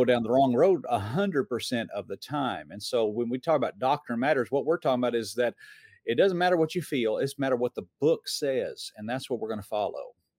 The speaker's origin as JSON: {"language": "English", "town": "Atlanta", "region": "Georgia", "country": "United States", "tie": "born or raised there", "said": "I grew up in Metro Atlanta."}